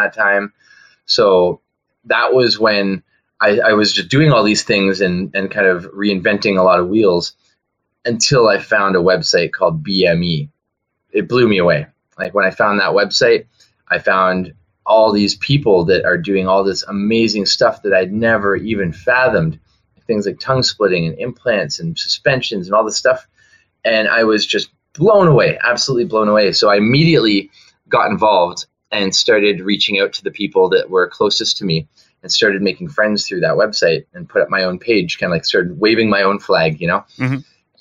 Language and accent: English; Ontario, Canada; moved away as an adult; also born or lived in Vancouver; Before I left Ontario, I grew up in Ontario, and it was 2004 that I moved out of there.